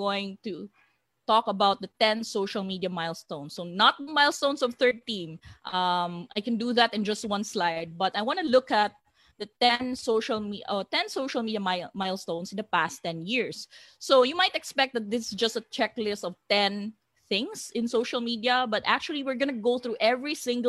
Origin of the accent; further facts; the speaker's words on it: Iligan, Northern Mindanao, Philippines; now in Cebu, Philippines; I'm from Iligan City.